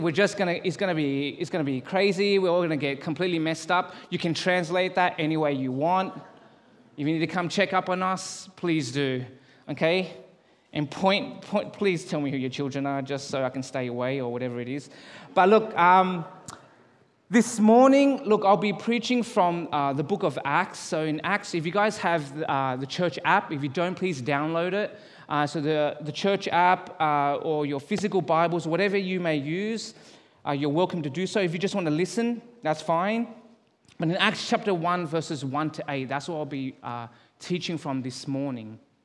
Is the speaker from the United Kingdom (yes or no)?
no; Australia; moved away as an adult; now in Calgary, Canada; Born and raised in Australia.